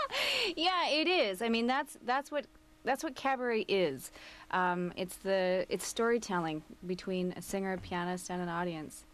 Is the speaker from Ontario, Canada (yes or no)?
no; Coquitlam, British Columbia, Canada; I grew up in Coquitlam